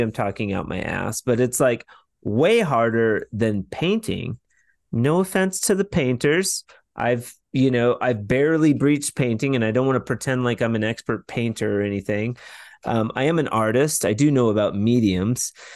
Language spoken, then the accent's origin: English; Washington, United States; also born or lived in Portland, Oregon; I'm originally from Washington State